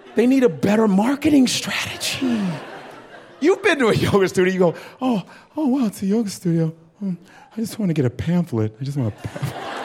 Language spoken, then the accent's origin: English; Chicago, Illinois, United States; I grew up in Chicago, Nigeria